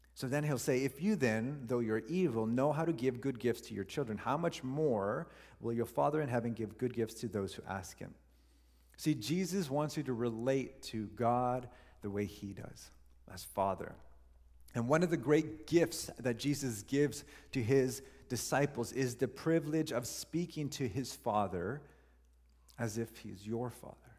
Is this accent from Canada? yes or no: yes; Canada; we're Canadian